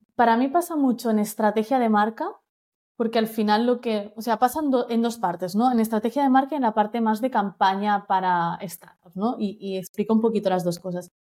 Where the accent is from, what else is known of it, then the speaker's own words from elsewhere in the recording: Menorca, Balearic Islands, Spain; soy de Menorca